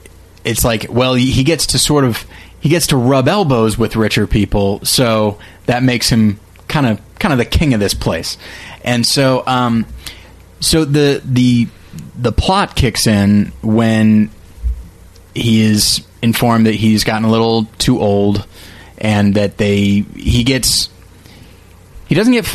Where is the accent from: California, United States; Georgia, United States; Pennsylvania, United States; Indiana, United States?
California, United States; Taft; I'm from Taft, again? California.